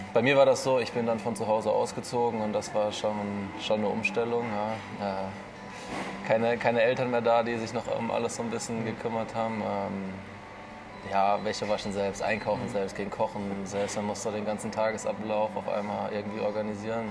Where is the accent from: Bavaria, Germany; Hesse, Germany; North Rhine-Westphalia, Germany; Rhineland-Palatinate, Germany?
Hesse, Germany; Offenbach; now in Erlangen, Germany; ich bin ja. äh, geboren in Offenbach